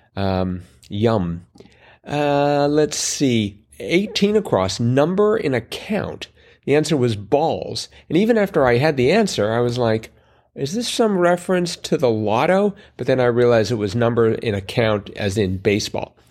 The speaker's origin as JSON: {"language": "English", "country": "Canada", "said": "being Canadian"}